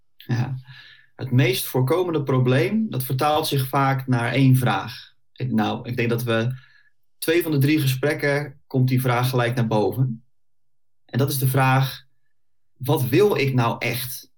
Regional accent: Bollenstreek, South Holland, Netherlands; also born or lived in The Hague; ik eh, kom uit de Bollestreek, geboren en getogen. Klein uitstapje gemaakt naar Den Haag en inmiddels weer eh, terug waar ik vandaan kom

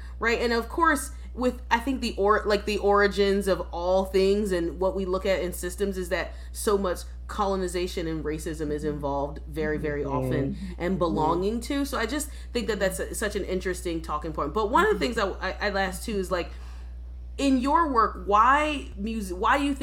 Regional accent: Philadelphia, Pennsylvania, United States; I'm from Philadelphia

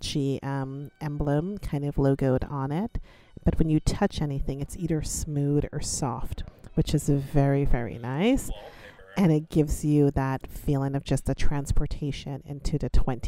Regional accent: New York, United States; I grew up in New York. I was in high school in New York. I went to high school in Brooklyn

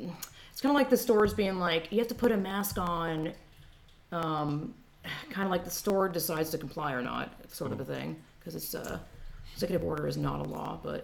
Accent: Georgia, United States; moved away as an adult; also born or lived in California; now in Texas, United States; I'm from Georgia, and this is a tangent, but welcome to my podcast. People are like, oh, Southern hospitality, and again, Georgia, 25 years, born and raised, but then I lived in California for 10 years, and now I'm in Texas

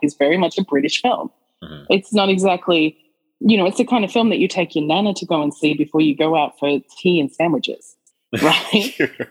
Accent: Australia; the Australian

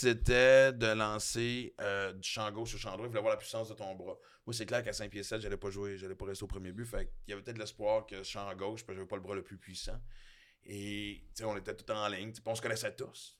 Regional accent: Quebec City, Quebec, Canada; quand j'étais petit, j'habitais à Québec à un moment donné, puis à Sainte-Foy, Sainte-Ursule pour être précis

